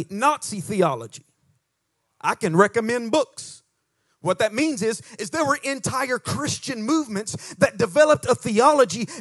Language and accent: English; United States; accent: hillbilly; my hillbilly accent